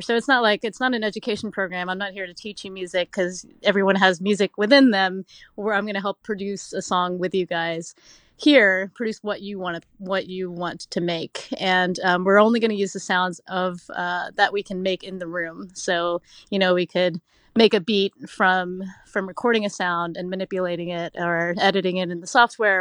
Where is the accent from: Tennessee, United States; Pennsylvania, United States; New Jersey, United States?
Tennessee, United States; Oak Ridge; moved away; I grew up in Oak Ridge, Tennessee.